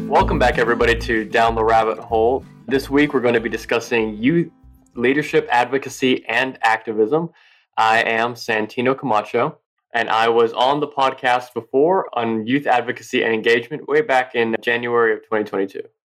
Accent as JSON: {"language": "English", "region": "West Texas", "country": "United States", "tie": "born or raised there", "said": "I grew up in the South in Texas, but more in that that West Texas kind of country area"}